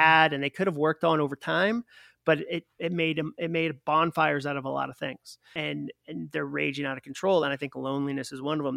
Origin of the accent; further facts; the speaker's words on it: Massachusetts, United States; I'm from Massachusetts, so wicked is our word for very